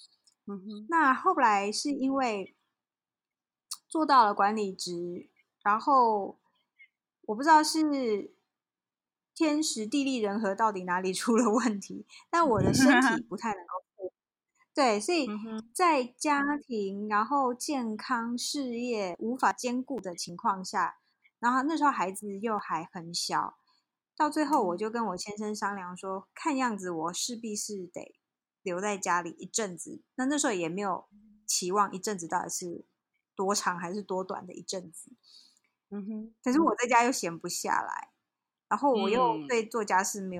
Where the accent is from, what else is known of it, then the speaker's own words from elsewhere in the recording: South Africa; also born or lived in Taiwan; 呃，其实我在台湾就是在台湾出生嘛，然后念到小学毕业以后，就被我爸妈拎到遥远的黑暗的非洲大陆去了，所以我们全家就移民到南非。那我在那边等于是。成长啦，